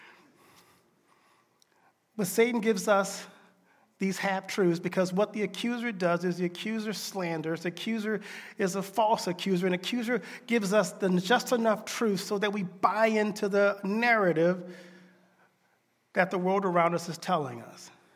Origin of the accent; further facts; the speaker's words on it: Deep South, United States; I grew up in the Deep South.